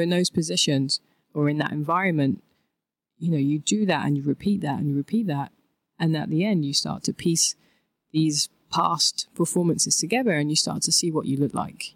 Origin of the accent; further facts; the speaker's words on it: London, United Kingdom; I'm from England. I'm from a lovely place called Thamesmead in southeast London.